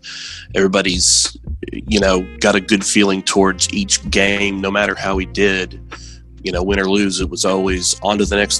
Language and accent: English; Chattanooga, Tennessee, United States; now in McMinnville, United States; I'm 41. I'm originally from Chattanooga, Tennessee, and right now I reside in McMinnville, Tennessee.